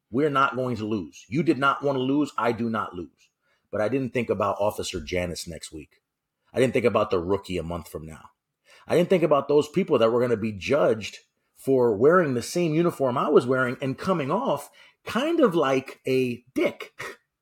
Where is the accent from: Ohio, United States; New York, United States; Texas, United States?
New York, United States; New York City; I'm actually from New York City, so if I sound a little bit funny, Mark, it's not me, it's you.